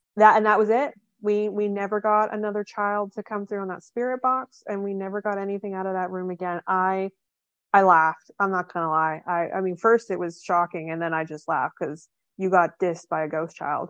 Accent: Canada; I'm from Canada. I'm, I'm Canadian

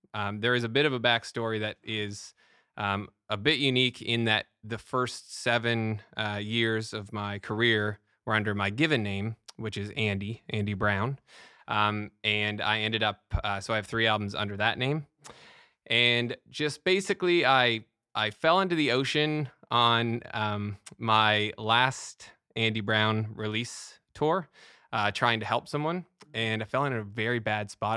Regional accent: Canada; Being Canadian

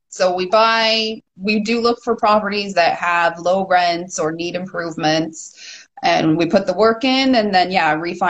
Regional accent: Hamilton, Ontario, Canada; I'm from Hamilton

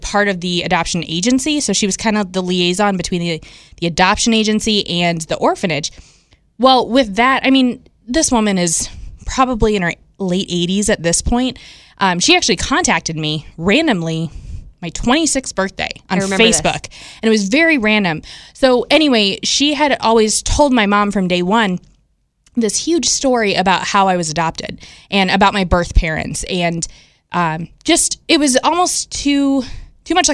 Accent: United States; also born or lived in India; I was actually adopted from the moment I was born, but I didn't actually come to the States until July

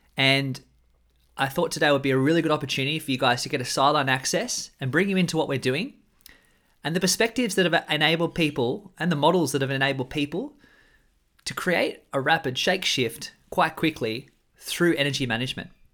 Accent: Australia; I'm an Australian man

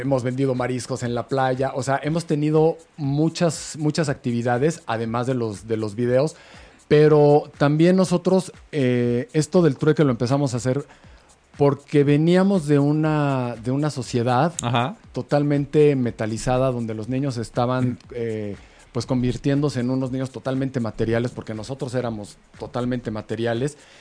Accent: Mexico; somos mexicanos

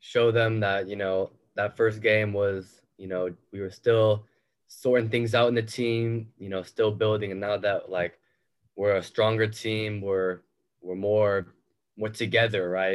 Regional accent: west of Sacramento, California, United States; I was born and raised in west of Sacramento

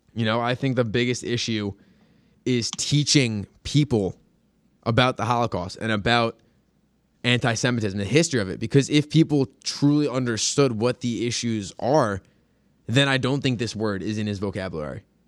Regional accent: Long Island, New York, United States; growing up on Long Island, you know, going to um going to Hebrew school

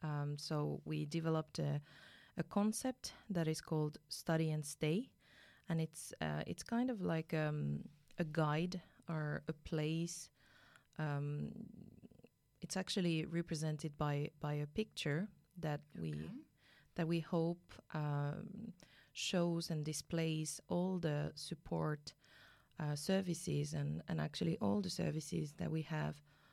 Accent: France; English is a second language; moved away as an adult; now in Finland; So as you might have guessed from my name, I'm originally from France. I have come to Finland 7 years ago

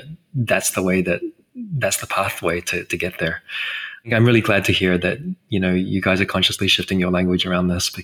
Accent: New Zealand; As a New Zealander

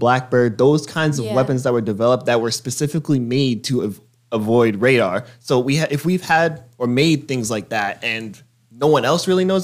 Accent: United States; I'm American

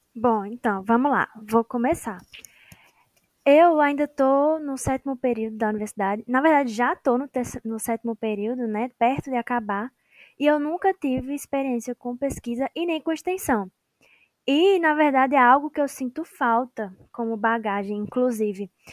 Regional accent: Petrolina, Pernambuco, Brazil; sou aqui de Petrolina, em Pernambuco

